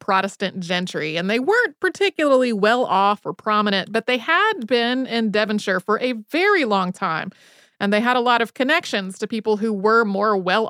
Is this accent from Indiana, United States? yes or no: no; North Carolina, United States; As folks probably know, I grew up in North Carolina and its capital, Raleigh, is named after Sir Walter Raleigh.